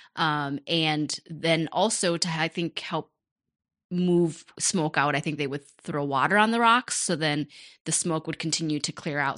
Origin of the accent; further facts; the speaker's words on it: Rochester, United States; also born or lived in Cambodia (parents' origin); My folks moved to Rochester from Cambodia. We were the first Cambodian family in Rochester